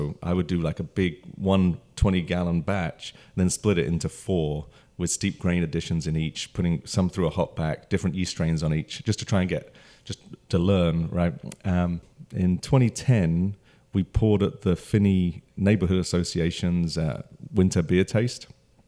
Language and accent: English; London, United Kingdom; moved away as an adult; So, my story is I grew up in London. I'm from the UK, and I came over here in 2004 initially just for 18 months or 2 years on a transfer